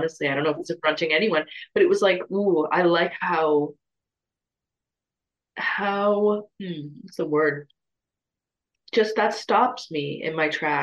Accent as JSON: {"language": "English", "town": "Toronto", "region": "Ontario", "country": "Canada", "tie": "born or raised there", "moved": "yes", "said": "I'm from Toronto, big city, lots of people from all over the world"}